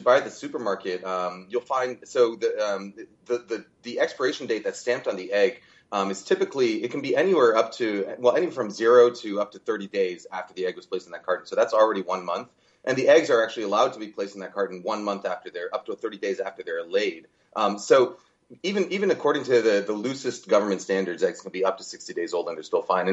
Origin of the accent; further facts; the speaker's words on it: California, United States; I come from California